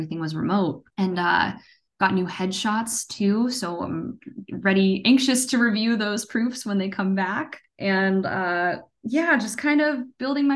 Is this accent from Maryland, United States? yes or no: no; Pittsburgh, Pennsylvania, United States; Mayor of Kingstown was shot in my hometown, Pittsburgh.